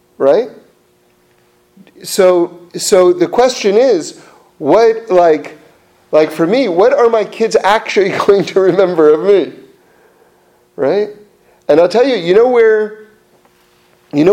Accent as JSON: {"language": "English", "town": "New York City", "region": "New York", "country": "United States", "tie": "born or raised there", "said": "growing up in New York City"}